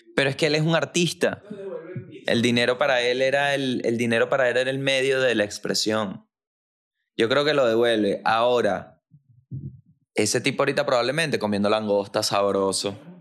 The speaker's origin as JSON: {"language": "Spanish", "region": "La Guaira", "country": "Venezuela", "said": "soy de La Guaira, Venezuela."}